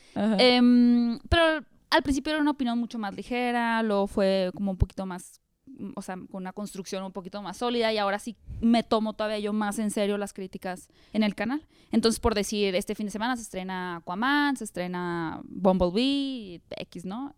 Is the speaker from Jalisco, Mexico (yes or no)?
no; Hermosillo, Sonora, Mexico; moved away as an adult; also born or lived in Mexico City; Yo soy de Hermosillo